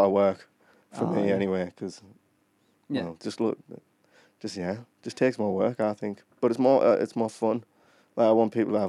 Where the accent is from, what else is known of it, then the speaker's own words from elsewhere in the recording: Durham, North East England, United Kingdom; I'm from Durham. I live in Durham. I've lived there my whole life.